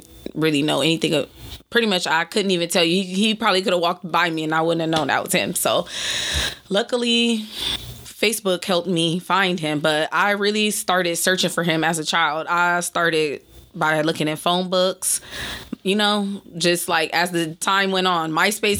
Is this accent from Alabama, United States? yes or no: no; Los Angeles, California, United States; my family's actually from the Valley. So the Pacoima area, San Fernando Valley area